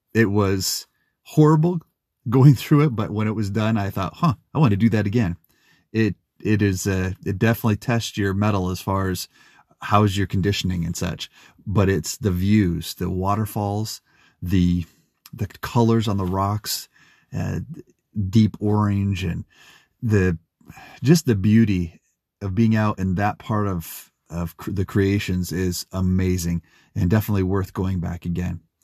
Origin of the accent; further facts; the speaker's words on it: Utah, United States; my home state in Utah